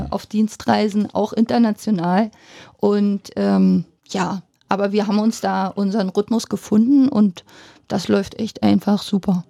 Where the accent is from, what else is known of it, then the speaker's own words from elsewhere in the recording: Finsterwalde, Brandenburg, Germany; also born or lived in Munich; now in Cottbus, Germany; bin aus Finsterwalde, habe in Finsterwalde mein Abi gemacht